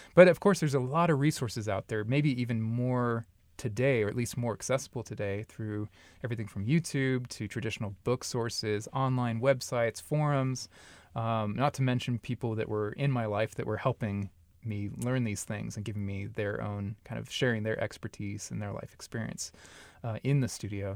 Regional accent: Long Beach, California, United States; moved away as an adult; also born or lived in Upland, California / North Texas / Dallas, Texas; now in Omaha, United States; I'm actually from Southern California, like the L.A. Long Beach area

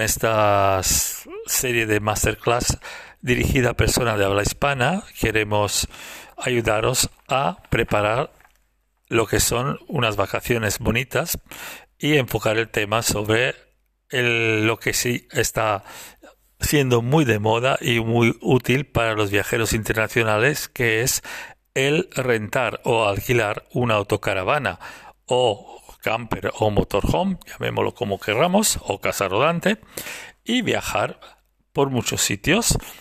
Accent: Italy; now in Girona, Spain; soy italiano, vivo en España, en Girona, cerca de Barcelona

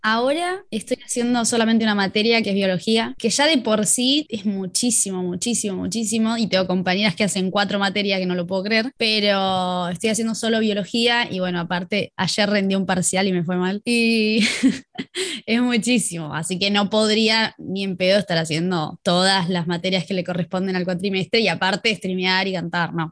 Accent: La Plata, Buenos Aires Province, Argentina; Mi infancia en La Plata, una infancia bastante común

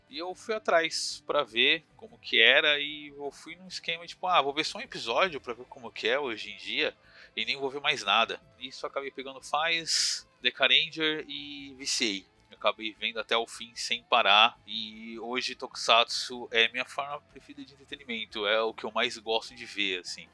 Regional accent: São Paulo, Brazil; tenho 32 anos, eu sou de São Paulo

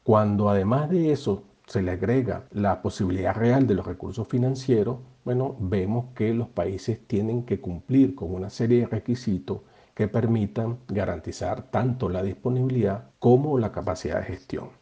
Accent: Venezuela

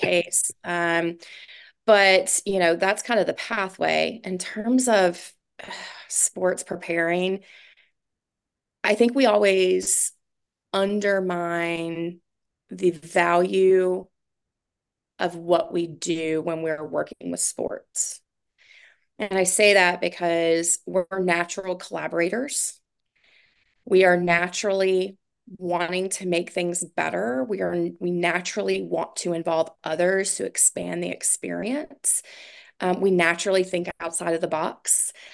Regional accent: Durham, North Carolina, United States; moved away as an adult; now in Fort Smith, United States; And then I moved to Durham and started their sports commission and ran it for three years in my hometown.

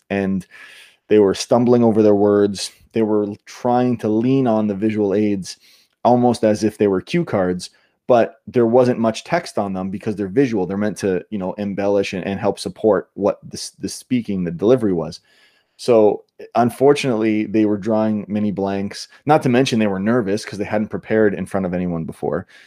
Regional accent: Niagara Falls, Ontario, Canada; also born or lived in Australia / New York / California; now in United States; I grew up in Canada, near, in Niagara, near Niagara Falls

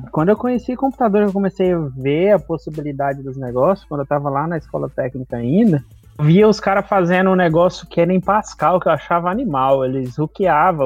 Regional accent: Brazil; moved away as an adult; eu saí do Brasil sem falar inglês

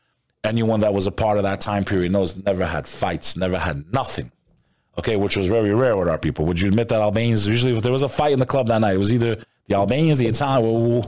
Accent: New York, United States; We're New Yorker.

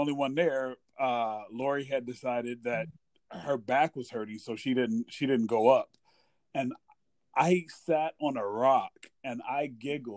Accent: Midwest, United States; growing up in the Midwest

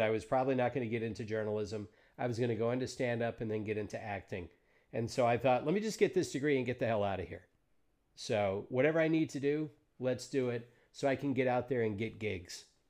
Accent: Deep South, United States; I grew up in the Deep South

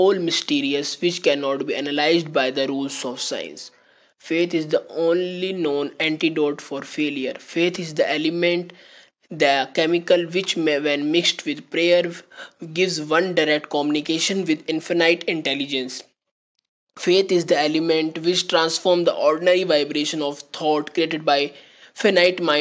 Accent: India; I am from India.

